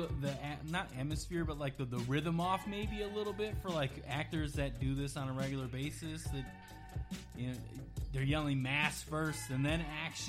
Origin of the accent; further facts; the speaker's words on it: Wisconsin, United States; moved away; I'm originally from Wisconsin. And mm-hmm. I grew up maybe 2 hours from Chicago.